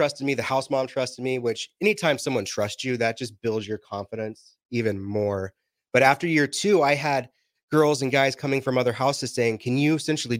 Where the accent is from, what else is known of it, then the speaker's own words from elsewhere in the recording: New Mexico, United States; I grew up in New Mexico for 7 years of my life.